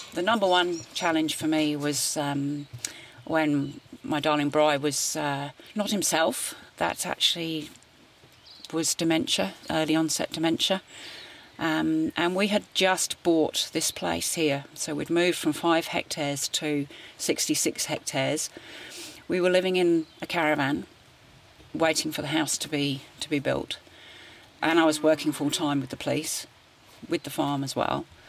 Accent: St Albans, East of England, United Kingdom; moved away as an adult; now in Gisborne, New Zealand; I was born in St Albans, which is 20 minutes north of London.

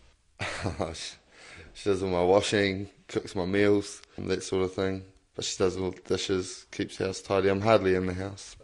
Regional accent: Lower Hutt, Wellington, New Zealand; I grew up in Lower Hutt, but I moved up here and I've sort of moved from different areas quite a lot

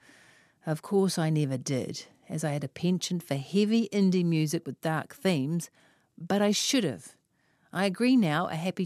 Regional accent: Auckland, New Zealand; I am from West Auckland

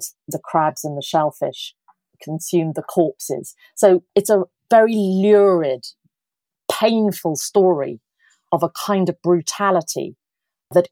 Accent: England, United Kingdom; accent: English; my English accent

